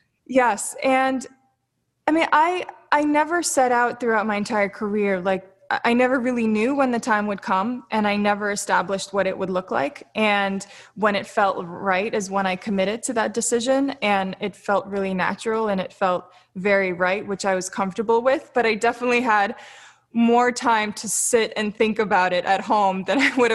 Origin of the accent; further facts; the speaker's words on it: Florida, United States; also born or lived in Siberia, Russia / Sochi, Russia; I spent the first few years of my life in Russia. I was born in Siberia. I moved to Sochi. I was always moving around. I moved to Florida when I was 6 years old. So I'm I'm this traveler.